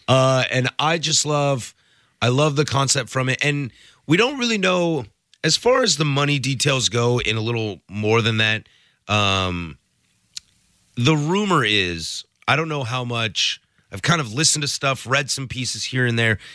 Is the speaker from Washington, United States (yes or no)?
yes; Spokane, Washington, United States; also born or lived in Vancouver, Washington; I grew up in Spokane.